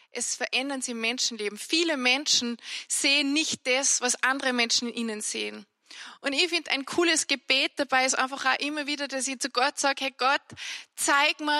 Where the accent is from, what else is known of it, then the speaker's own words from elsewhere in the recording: Annaberg, Salzburg, Austria; accent: Salzburg dialect; first language Salzburg dialect; bin im Tennengau bei uns aufgewachsen in Annaberg und ich muss sagen, ich habe nicht Hochdeutsch gelernt, deswegen fühle ich mich, wenn ich Hochdeutsch spreche, auch gar nicht so wohl und man hört das auch.